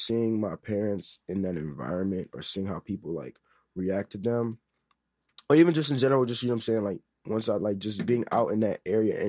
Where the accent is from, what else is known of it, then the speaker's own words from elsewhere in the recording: Chicago, Illinois, United States; being Nigerian in Chicago